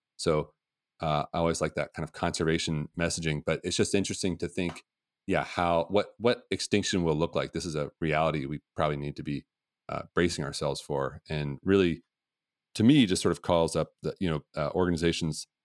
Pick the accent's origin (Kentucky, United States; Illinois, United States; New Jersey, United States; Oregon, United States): Oregon, United States; Portland; I grew up in Portland